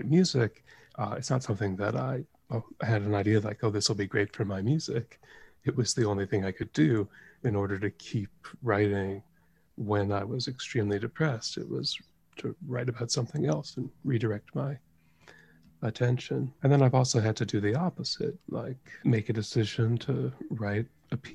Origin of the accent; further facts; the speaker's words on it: United States; moved away; it hit my hometown